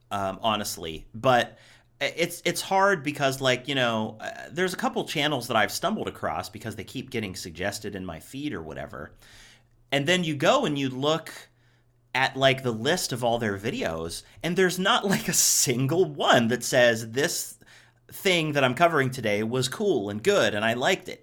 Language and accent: English; Ohio, United States; now in Los Angeles, United States; I grew up in Ohio, too